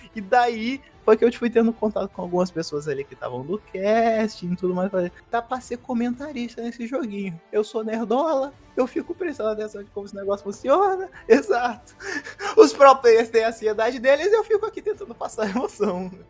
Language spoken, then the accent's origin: Portuguese; São Gonçalo, Rio de Janeiro, Brazil; eu sou de São Gonçalo, do Rio de Janeiro